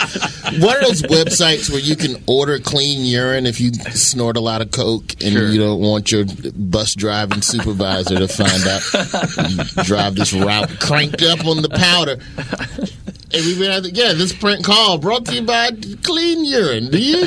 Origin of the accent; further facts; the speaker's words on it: the South, United States; Dude, I grew up in the South, man.